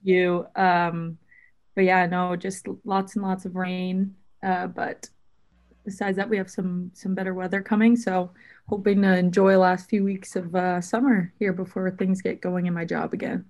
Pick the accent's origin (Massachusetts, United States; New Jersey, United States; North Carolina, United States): Massachusetts, United States; Boston; I'm from around Boston